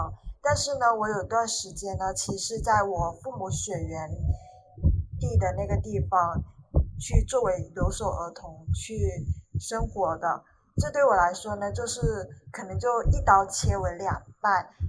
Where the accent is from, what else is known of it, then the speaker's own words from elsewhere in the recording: Guangdong, China; 我对我的家乡的认同感几几乎没有。主要的原因就是我非常不认同那里的精神文化，因为我的家乡是属于广东中思想都是比较落后的一块，可以说是全国闻名。